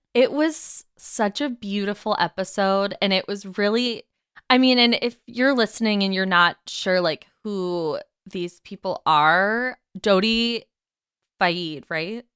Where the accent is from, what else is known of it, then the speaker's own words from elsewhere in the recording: United Kingdom; We're British